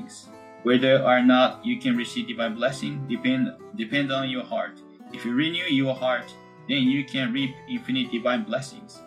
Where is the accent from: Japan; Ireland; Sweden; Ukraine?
Japan; Konko, Okayama; English is a second language; now in Honolulu, United States; I raised in Konko town and my mother living in Konko town